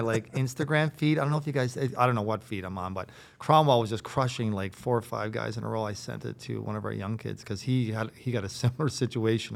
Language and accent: English; Riverhead, Newfoundland and Labrador, Canada; also born or lived in Harbour Grace / Carbonear; I'm from Riverhead